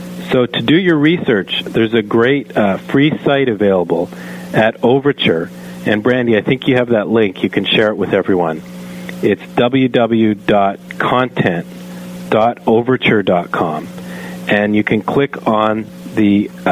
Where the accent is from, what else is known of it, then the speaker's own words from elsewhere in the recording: Canada; I am a Canadian